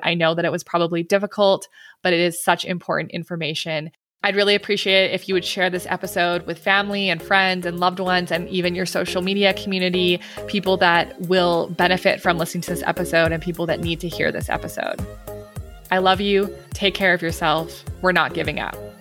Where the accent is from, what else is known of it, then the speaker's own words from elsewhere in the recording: Canada; I'm Canadian